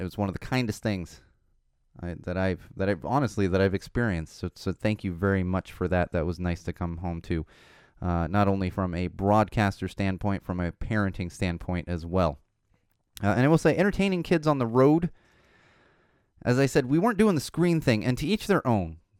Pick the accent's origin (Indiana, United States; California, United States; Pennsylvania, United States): California, United States; Poway; also born or lived in Miami, Florida / Chicago / Los Angeles; I grew up in Poway